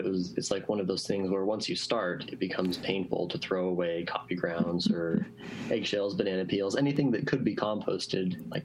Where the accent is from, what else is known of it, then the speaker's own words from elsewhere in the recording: Reno, Nevada, United States; also born or lived in Southern California / San Francisco / Seattle; I grew up here in Reno, south of Reno in Washoe Valley